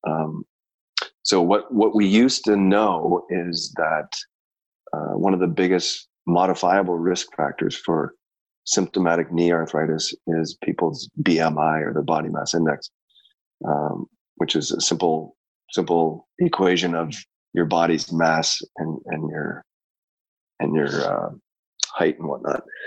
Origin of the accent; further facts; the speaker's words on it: Canada; also born or lived in Chicago; I grew up in Canada